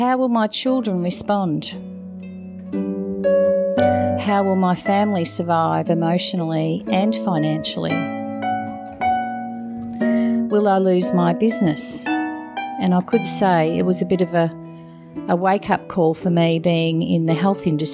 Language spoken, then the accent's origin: English; Geelong, Victoria, Australia; work part-time in one of the oncology wards in my hometown of Geelong